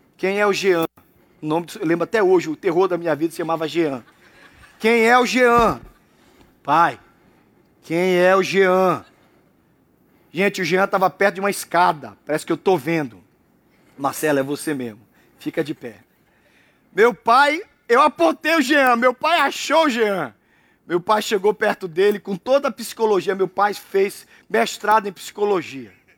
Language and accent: Portuguese; Brazil; eu saí da Jabateu